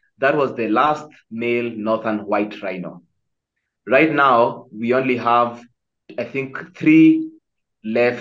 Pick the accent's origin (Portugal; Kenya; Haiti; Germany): Kenya; I've done a lot of safaris personally, being as a Kenyan